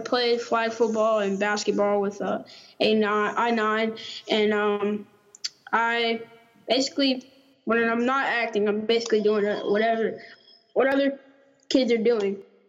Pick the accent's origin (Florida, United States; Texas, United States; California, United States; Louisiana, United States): Texas, United States; Fresno; I was born here in Fresno, Texas, and been here, living here all my life.